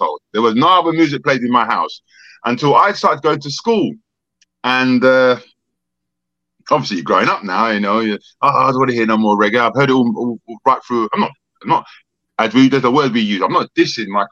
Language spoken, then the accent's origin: English; London, United Kingdom; accent: London, Jamaican; also born or lived in Jamaica; I got that London sound because I'm a Londoner. Also, I got that Jamaican sound